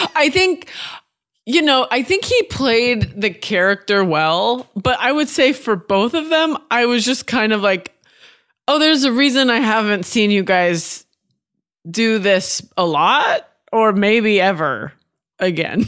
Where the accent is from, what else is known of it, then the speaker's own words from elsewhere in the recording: Oregon, United States; also born or lived in Washington; I grew up in Washington and Oregon.